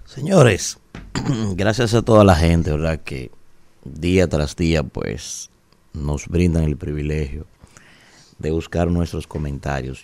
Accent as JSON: {"language": "Spanish", "country": "Dominican Republic", "said": "nosotros como dominicanos"}